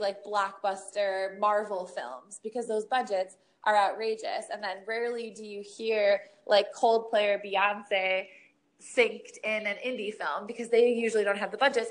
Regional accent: Michigan, United States; growing up in Michigan

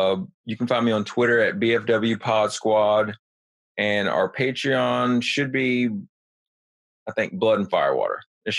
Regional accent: New Jersey, United States; now in South Carolina, United States; I'm from New Jersey, and now I live in South Carolina.

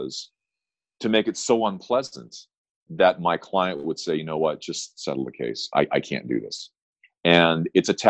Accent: Southern California, United States; I grew up on the waves of Southern California, and I'm happy to be home

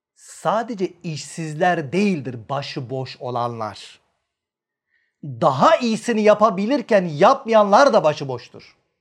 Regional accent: Manisa, Turkey; ben Manisalıyım

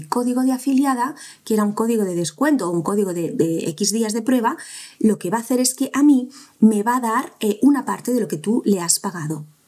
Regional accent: Spain; cómo somos los españoles

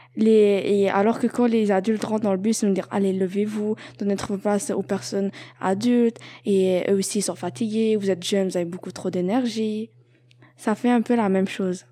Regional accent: Algeria; now in Montreal, Canada; je viens d'Algérie

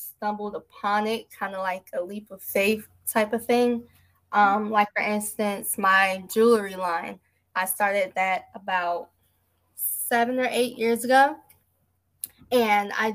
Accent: New Jersey, United States; moved away as an adult; now in North Carolina, United States; I'm originally from New Jersey

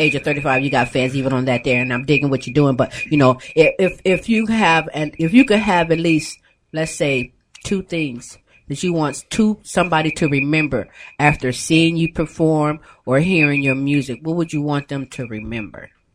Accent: Ohio, United States; moved away; we're from Ohio. We left Ohio

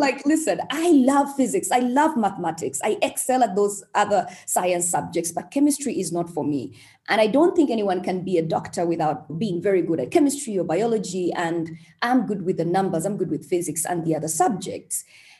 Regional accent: Uganda; also born or lived in Kampala / Mbarara; I was born in Uganda, of course. and born to very normal parents in Kampala, in Mbarara. Actually, they are in Mbarara right now. That's where our ancestral place is. Mbarara is one of the districts in Uganda.

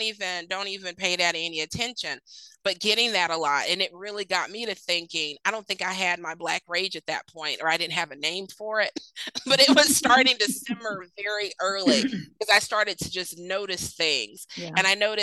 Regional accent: Mississippi, United States; also born or lived in Sandusky, Ohio; I was raised in Mississippi, but was born in Sandusky, Ohio, right up there on Lake Erie

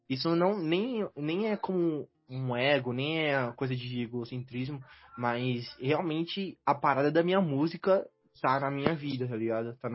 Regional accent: Northeast Region, Brazil; Eu sou do Nordeste, ele é do Sul.

